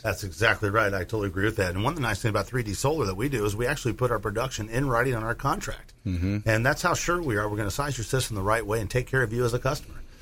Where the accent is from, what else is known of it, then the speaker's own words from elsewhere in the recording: Illinois, United States; moved away; I'm from Illinois, a farm ground